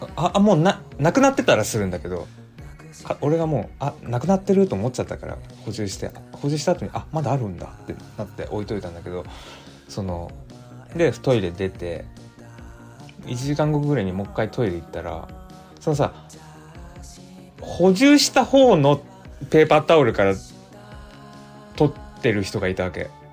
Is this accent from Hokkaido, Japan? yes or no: no; Aichi, Japan; accent: Nagoya dialect; now in Tokyo, Japan; 俺の地元って交通事故ナンバーワンの愛知県